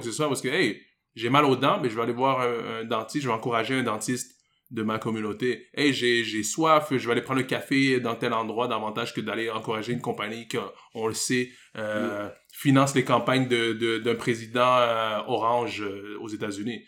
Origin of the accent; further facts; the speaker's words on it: Montreal, Quebec, Canada; j'ai grandi à Côte-des-Neiges, la section francophone de, Côte-des-Neiges